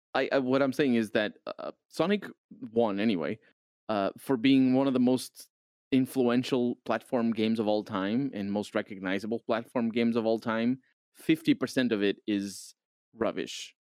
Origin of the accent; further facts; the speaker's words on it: Portugal; I'm from Portugal